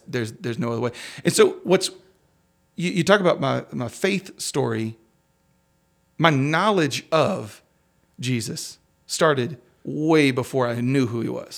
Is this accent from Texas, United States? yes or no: yes; Crosbyton, Texas, United States; I grew up in the middle of nowhere on the other side of Crosbyton